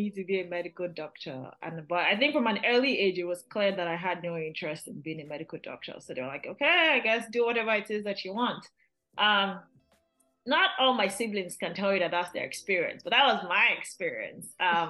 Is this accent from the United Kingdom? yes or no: no; Lagos, Nigeria; moved away as an adult; now in United States; I was born and raised in Lagos, Nigeria. Then I came here in 2012 for college, and I just haven't left.